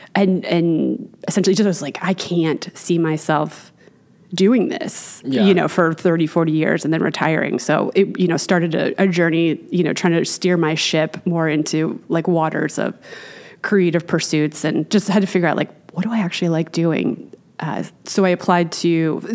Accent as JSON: {"language": "English", "town": "Manassas", "region": "Virginia", "country": "United States", "tie": "born or raised there", "moved": "as an adult", "said": "Born and raised Manassas, Virginia, until I went to college"}